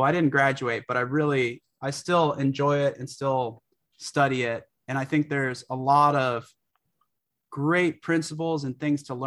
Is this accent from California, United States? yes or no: yes; California, United States; I grew up in California